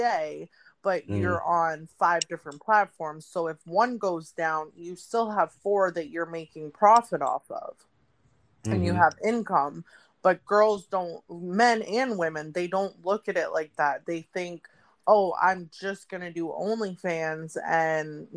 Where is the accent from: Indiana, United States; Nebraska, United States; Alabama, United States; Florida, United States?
Florida, United States; Miami; moved away; Miami is my hometown. You know, I was born and raised down there